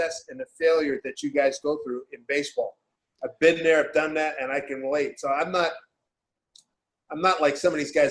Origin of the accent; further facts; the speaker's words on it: Philadelphia, Pennsylvania, United States; moved away as an adult; also born or lived in New York; now in Seattle, United States; I'm from Philly